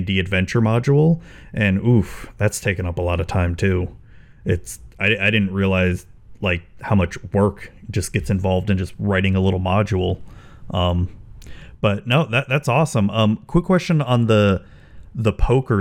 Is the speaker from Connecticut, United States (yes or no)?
no; Spring Hill, Florida, United States; my hometown has grown considerably over the years